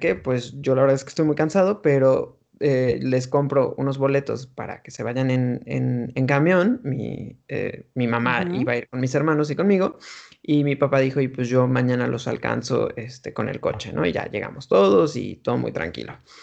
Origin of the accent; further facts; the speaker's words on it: Mexico; moved away as an adult; also born or lived in United States; now in Madrid, Spain; nací, crecí en México y me fui de México como a la edad de 23, 24 años a Estados Unidos